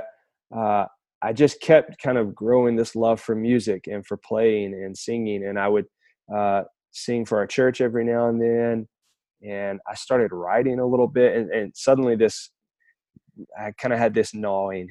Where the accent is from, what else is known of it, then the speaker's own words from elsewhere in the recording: Muscle Shoals area, Alabama, United States; I'm from Alabama originally. Grew up in a small town in the Muscle Shoals area